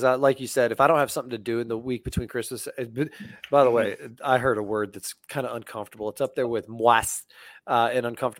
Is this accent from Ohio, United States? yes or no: no; Fairfax, Virginia, United States; born there; I was born in Washington or right outside of Washington, D.C. in Fairfax, Virginia.